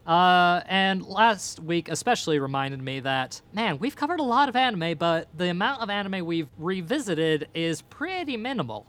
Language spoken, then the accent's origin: English; Ireland; I'm Irish